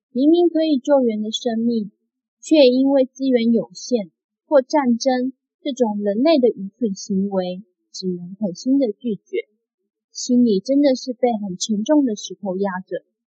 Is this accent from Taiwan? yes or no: yes; Taiwan; 我们出生在台湾